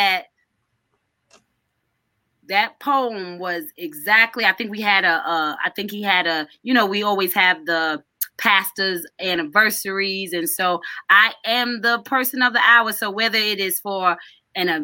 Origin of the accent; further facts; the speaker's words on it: New York, United States; I grew up under him in New York. I started when I was 12